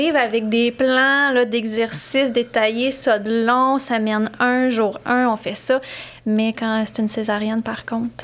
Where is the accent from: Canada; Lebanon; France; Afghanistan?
Canada; Sherbrooke, Quebec; also born or lived in Montreal; je suis originaire de Sherbrooke